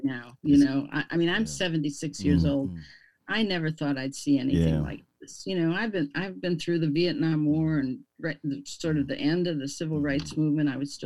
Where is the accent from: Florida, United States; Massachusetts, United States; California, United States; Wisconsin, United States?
Wisconsin, United States; Milwaukee; I grew up in Milwaukee